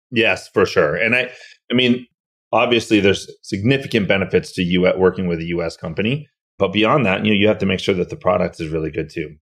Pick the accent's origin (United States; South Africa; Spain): United States; Massachusetts; I grew up in Massachusetts